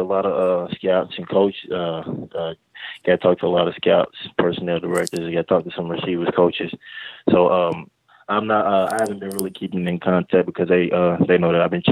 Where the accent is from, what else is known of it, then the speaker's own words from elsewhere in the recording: Louisville, Kentucky, United States; I'm originally from Louisville, Kentucky